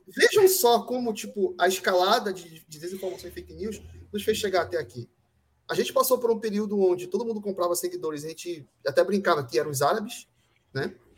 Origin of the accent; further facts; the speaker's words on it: Brazil; todos nós somos brasileiros